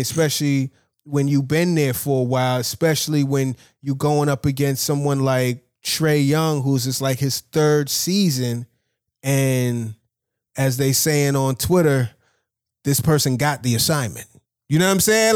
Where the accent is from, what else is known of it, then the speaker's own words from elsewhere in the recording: New York, United States; I'm from New York